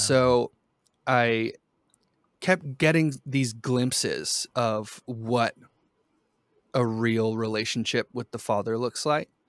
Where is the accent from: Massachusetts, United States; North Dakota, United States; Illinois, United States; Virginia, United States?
Massachusetts, United States; Boston; also born or lived in Brazil; I, I grew up mostly in Boston. My family is from Brazil.